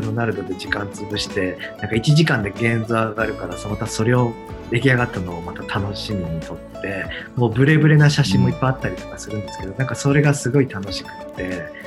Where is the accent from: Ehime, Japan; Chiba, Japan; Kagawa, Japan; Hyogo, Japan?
Hyogo, Japan; Awaji Island; 僕はあの兵庫県の淡路島っていうとこ。